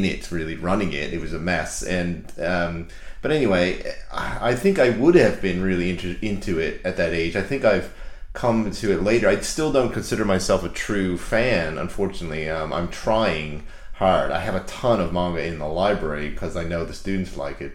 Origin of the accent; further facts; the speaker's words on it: Canada; I grew up in Canada.